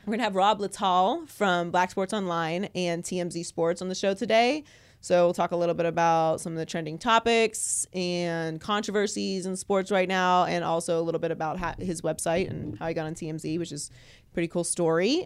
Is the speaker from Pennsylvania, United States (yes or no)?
yes; Pittsburgh, Pennsylvania, United States; also born or lived in Miami; now in Los Angeles, United States; I grew up in Pittsburgh